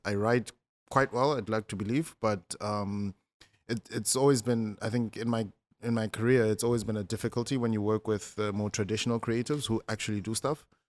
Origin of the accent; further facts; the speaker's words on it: Malamulele, Limpopo, South Africa; I'm from, um, a small town called Malamulele